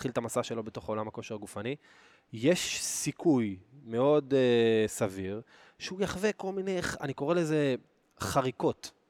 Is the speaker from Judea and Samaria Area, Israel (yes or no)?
yes; Oranit, Judea and Samaria Area, Israel; אגב, אני גדלתי באורנית